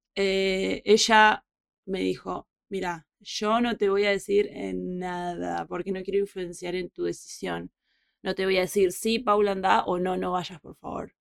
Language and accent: Spanish; Puerto Madryn, Chubut, Argentina; moved away; also born or lived in Buenos Aires / Madrid / Peru; ya me fui de mi ciudad, yo desde Puerto Madryn a vivir a Buenos Aires